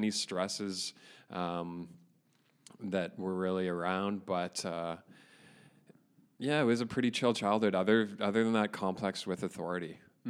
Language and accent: English; Caledon, Ontario, Canada; I grew up in Inglewood